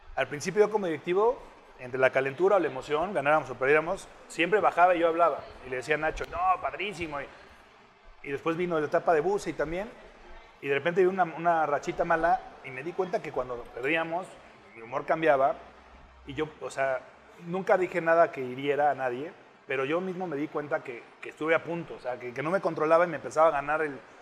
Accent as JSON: {"language": "Spanish", "country": "Mexico", "said": "siendo mexicano"}